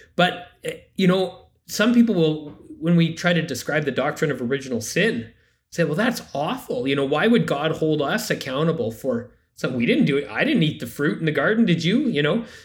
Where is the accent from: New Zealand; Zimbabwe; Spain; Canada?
Canada; I am a Canadian and a Catholic